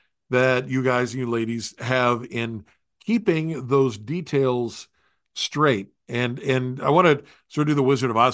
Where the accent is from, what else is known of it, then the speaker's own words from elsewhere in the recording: West Virginia, United States; I grew up in West Virginia